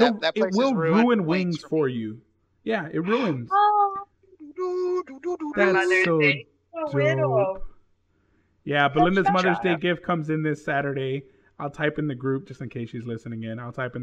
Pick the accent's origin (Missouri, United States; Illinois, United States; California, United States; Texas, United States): Texas, United States; I'm from Texas.